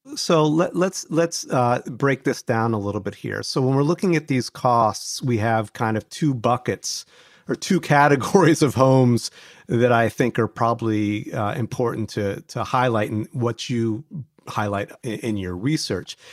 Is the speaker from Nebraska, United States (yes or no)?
no; Ohio, United States; I grew up in Ohio.